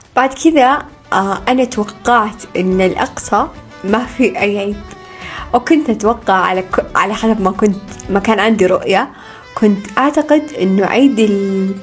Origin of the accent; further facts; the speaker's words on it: Saudi Arabia; بالسعودية لأنها دولتنا ولأننا نحب العيد يكون بلهجتنا